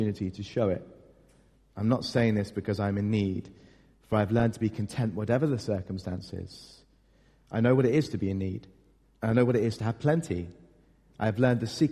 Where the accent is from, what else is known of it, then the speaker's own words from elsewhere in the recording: United Kingdom; we're British